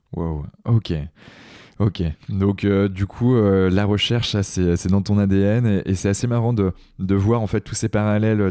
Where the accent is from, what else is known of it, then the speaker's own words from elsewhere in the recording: Brittany, France; Je suis un breton